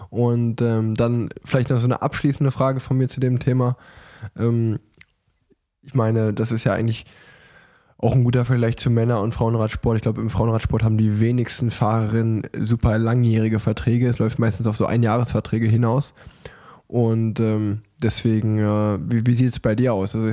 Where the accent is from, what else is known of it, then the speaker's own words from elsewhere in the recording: Hanover, Lower Saxony, Germany; Ich komme aus Hannover.